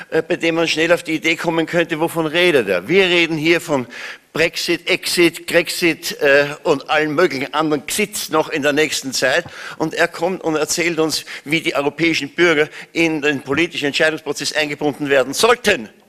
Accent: Austria; Ähm, das Zweite ist, ich bin Österreicher.

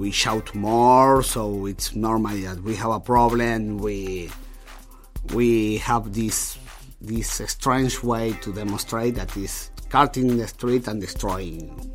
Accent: Argentina; now in Germany; I came from Latin America

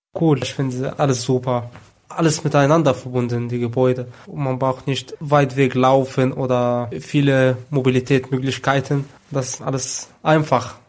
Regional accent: Egypt; moved away as an adult; now in Germany; in Ägypten, wo ich herkomme

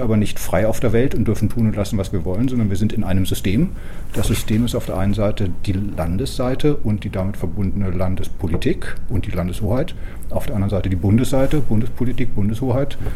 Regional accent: West Germany, Germany; moved away as an adult; also born or lived in Magdeburg; now in Darmstadt, Germany; als Westdeutscher

